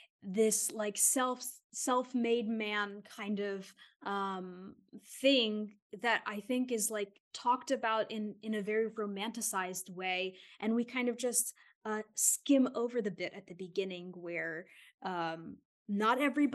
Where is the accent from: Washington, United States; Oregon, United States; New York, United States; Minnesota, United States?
New York, United States; born there; And I was born there in Queens, New York.